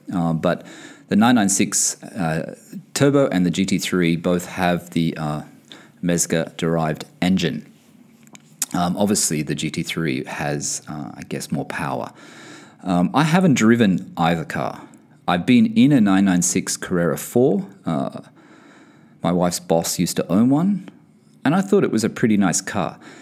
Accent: Australia; moved away as an adult; now in Bahrain; I'm from Australia and, and I'm currently based in Bahrain for work

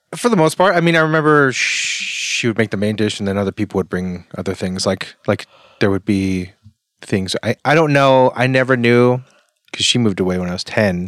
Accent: Arizona, United States; moved away; also born or lived in Colorado; I grew up in Arizona

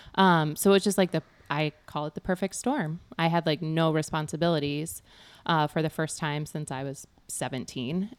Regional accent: near Galesburg, West Central Illinois, United States; moved away as an adult; also born or lived in Thailand; I grew up in West Central Illinois.

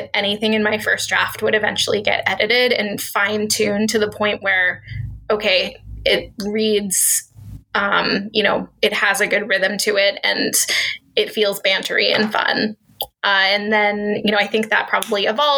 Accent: Redmond, Washington, United States; I grew up in Redmond.

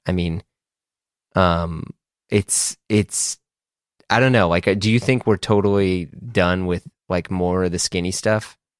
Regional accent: Midwest, United States; growing up in the Midwest

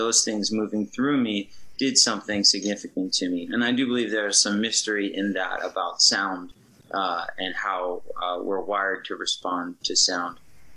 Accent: New Jersey, United States; Growing up on the East Coast, so I'm originally from the East Coast, from New Jersey

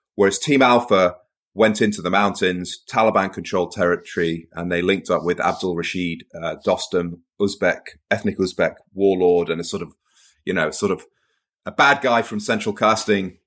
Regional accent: Cheshire, North West England, United Kingdom; also born or lived in Portsmouth / Manchester; I was born in Portsmouth. I grew up mostly in the north of England, Cheshire

